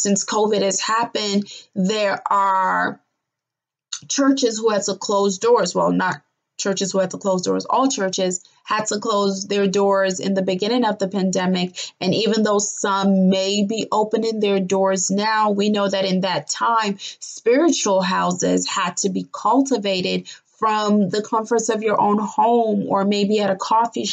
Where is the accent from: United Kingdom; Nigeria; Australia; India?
Nigeria; the Yoruba culture that I grew up as a Nigerian native